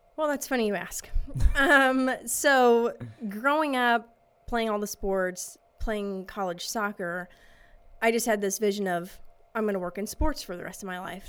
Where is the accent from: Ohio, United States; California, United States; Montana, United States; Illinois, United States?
Illinois, United States; St. Louis area, near Edwardsville; I grew up in the St. Louis area. Okay. Small suburb outside uh, Edwardsville, Illinois